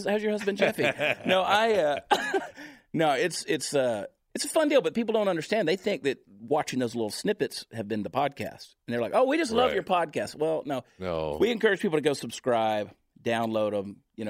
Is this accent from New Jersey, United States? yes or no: no; Georgia, United States; No, I'm from the Deep South, so I can make fun of it. I had to get away out of state of Georgia to get away from the family business of meth.